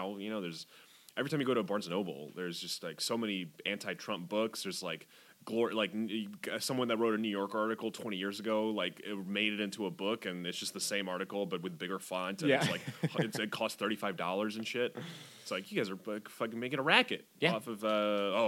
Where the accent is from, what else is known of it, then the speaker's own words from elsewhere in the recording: France; now in United States; I was born in France, dude. I have a green card